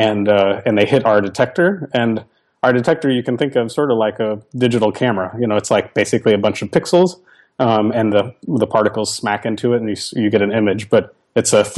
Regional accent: Arkansas, United States; I grew up in Arkansas

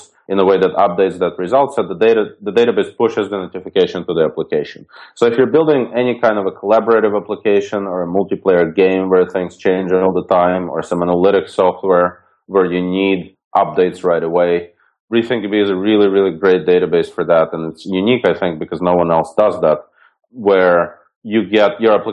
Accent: Ukraine; moved away; I was born in Ukraine, and when I was maybe 7 or 8 years old, my parents got me a machine called ZX Spectrum

